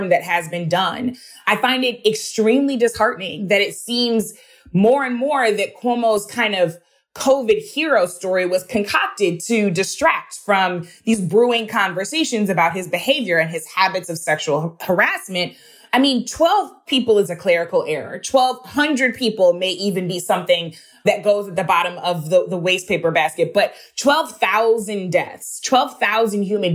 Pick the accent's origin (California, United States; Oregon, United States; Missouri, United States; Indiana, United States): Missouri, United States; my home state of Missouri